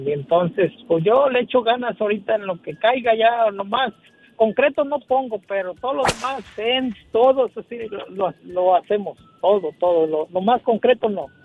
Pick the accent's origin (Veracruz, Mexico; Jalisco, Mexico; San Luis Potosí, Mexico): Jalisco, Mexico; Ciudad Guzmán; Yo soy de Ciudad Guzmán, Jalisco, un ladito de Guadalajara.